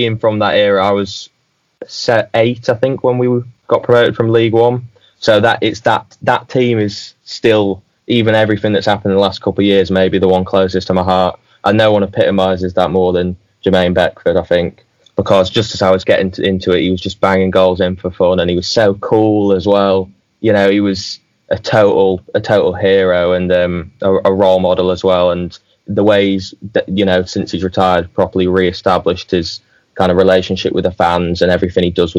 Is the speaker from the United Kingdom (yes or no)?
yes; York, Yorkshire and the Humber, United Kingdom; I'm from York